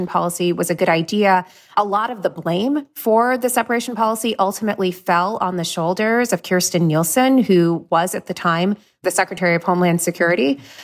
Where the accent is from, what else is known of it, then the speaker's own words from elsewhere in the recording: Florida, United States; moved away as an adult; also born or lived in Bay Area, California; now in New York, United States; I am a Florida girl. If Anne's going to rep New Jersey, I think I should rep the Sunshine State